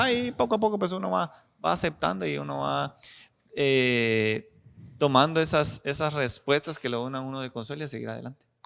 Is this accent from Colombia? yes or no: no; La Unión, Zacapa, Guatemala; soy originario de la, de la Unión Socapa, un pueblo que está a 194, 195 kilómetros de aquí de la ciudad capital.